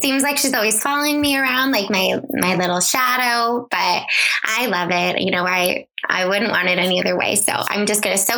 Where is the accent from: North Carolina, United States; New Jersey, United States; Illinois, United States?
Illinois, United States; moved away; Went back to my hometown in Illinois